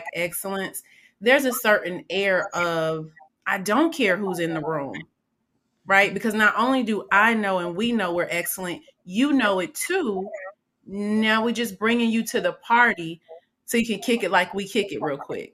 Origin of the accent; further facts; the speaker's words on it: Atlanta, Georgia, United States; I grew up in Atlanta from elementary all the way